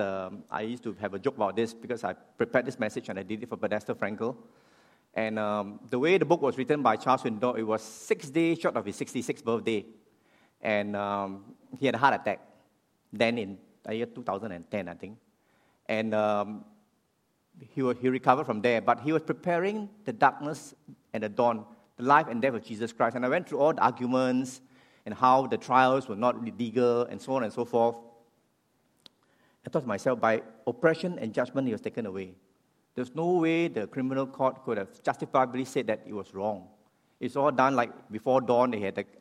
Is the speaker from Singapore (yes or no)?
yes; Singapore; I'm a Singaporean